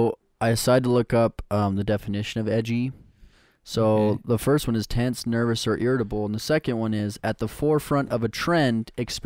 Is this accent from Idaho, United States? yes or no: yes; Idaho, United States; We're all from Idaho.